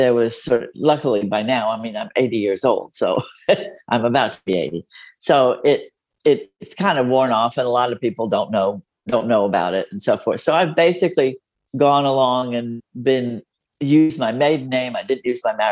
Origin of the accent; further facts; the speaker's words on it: Mexico; first language Spanish; English is a second language; now in San Antonio, United States; my first language is Spanish. I was born in Mexico.